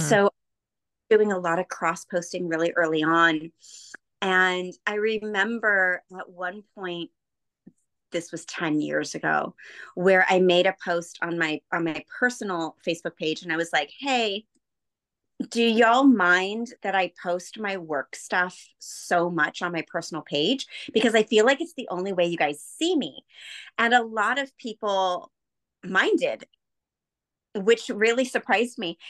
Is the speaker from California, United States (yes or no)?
yes; Bay Area, California, United States; I grew up in the Bay Area, just south of San Francisco on the peninsula